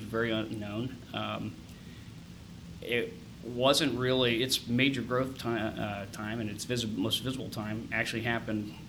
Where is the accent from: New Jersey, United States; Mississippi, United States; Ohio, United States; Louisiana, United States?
Ohio, United States; Upper Arlington; also born or lived in Dublin, Ohio / Boston; Born here in Columbus. I grew up in Upper Arlington until I was probably 16